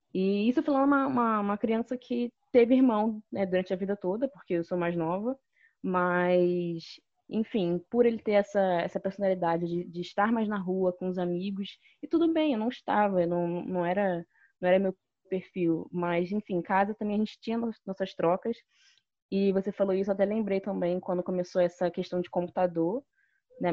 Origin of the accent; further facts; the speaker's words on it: Nilópolis, Rio de Janeiro, Brazil; Eu cresci em Nilópolis